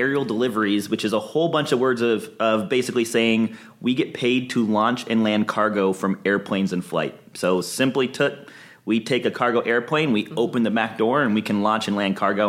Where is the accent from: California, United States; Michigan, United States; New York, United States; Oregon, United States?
Michigan, United States; Ann Arbor; now in Los Angeles, United States; I am from Michigan originally. Oh, okay. I'm from Ann Arbor, Michigan.